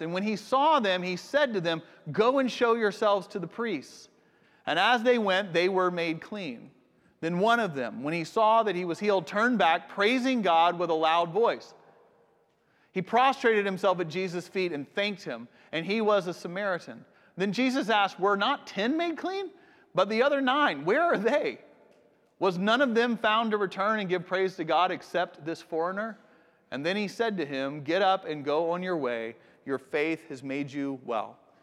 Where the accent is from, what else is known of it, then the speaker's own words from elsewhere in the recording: United States; also born or lived in Japan; I'm from America